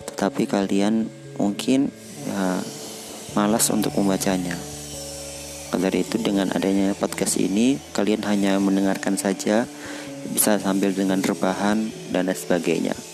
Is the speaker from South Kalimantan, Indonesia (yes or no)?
yes; South Kalimantan, Indonesia; born there; Aku lahir di Kalimantan Selatan